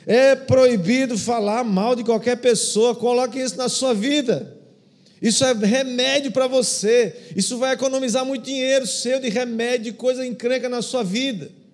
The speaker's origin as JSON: {"language": "Portuguese", "country": "Brazil"}